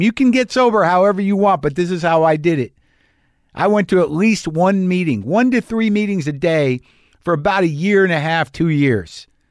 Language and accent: English; Albuquerque, New Mexico, United States; my hometown of Albuquerque, New Mexico